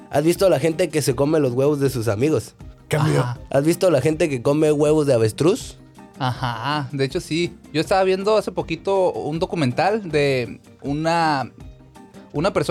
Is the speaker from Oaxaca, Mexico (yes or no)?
yes; Oaxaca, Mexico; Yo de repente, como le digo, yo soy de Oaxaca, y entonces allá lo que hacíamos era eh, pues una tradición azteca